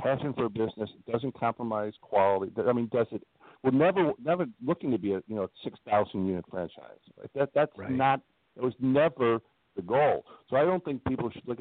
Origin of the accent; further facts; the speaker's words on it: Midwest, United States; also born or lived in Northwest Indiana; I'm from the Midwest